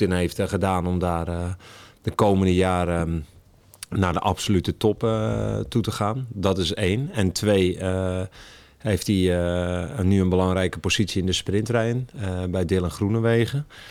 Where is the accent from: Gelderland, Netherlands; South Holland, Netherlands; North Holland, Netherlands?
North Holland, Netherlands; Alkmaar; now in Het Gooi, Netherlands; ik woon in het Gooi, maar ik kom er niet vandaan. Ik kom uit Noord-Holland